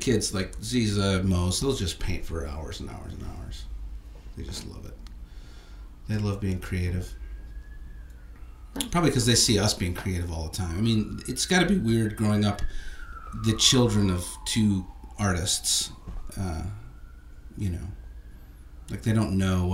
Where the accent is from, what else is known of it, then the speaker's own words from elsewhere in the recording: Chicago, Illinois, United States; moved away as an adult; now in Los Angeles, United States; I grew up watching it in Chicago. I went as a kid and in high school